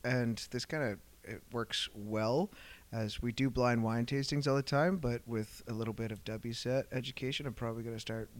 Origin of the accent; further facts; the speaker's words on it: Brantford, Ontario, Canada; I grew up in Brantford. I refer to it as Brantford sometimes. The youngest of four boys